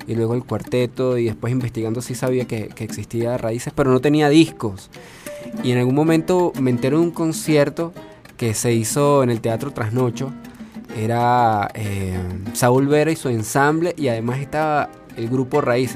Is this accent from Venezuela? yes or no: yes; Venezuela; como músicos venezolanos, como, como venezolanos que somos